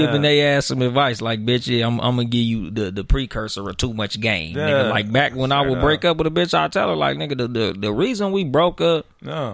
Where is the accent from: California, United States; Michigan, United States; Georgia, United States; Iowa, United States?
California, United States; Compton; moved away; also born or lived in San Bernardino; I'm from Nutty Block Compton the Crip